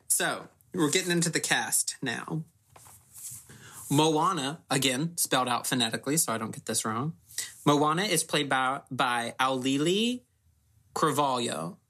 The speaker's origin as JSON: {"language": "English", "region": "Tennessee", "country": "United States", "said": "But I'm from Tennessee."}